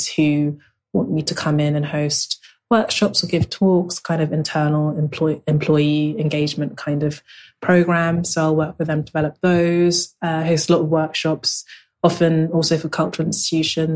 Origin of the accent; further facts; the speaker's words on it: London, United Kingdom; also born or lived in Lagos, Nigeria; I grew up in South London, and I'm very much a South Londoner.